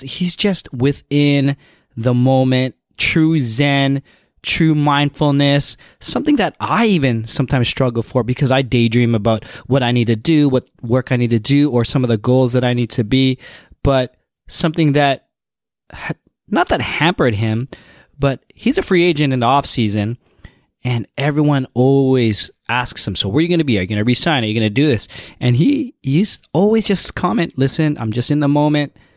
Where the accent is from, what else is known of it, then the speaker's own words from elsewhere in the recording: Toronto, Ontario, Canada; I am from Toronto